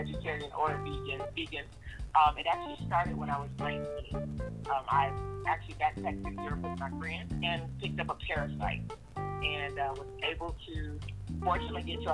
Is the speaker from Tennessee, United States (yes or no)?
no; Fort Lauderdale, Florida, United States; moved away; also born or lived in Atlanta area; I'm from Fort Lauderdale